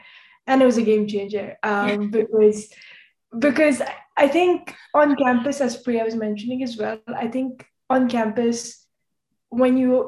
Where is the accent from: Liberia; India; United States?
India; Jammu and Kashmir; moved away as an adult; I was raised in Kashmir with the Central Board of School Education, so I did know the history of India and the history of the partition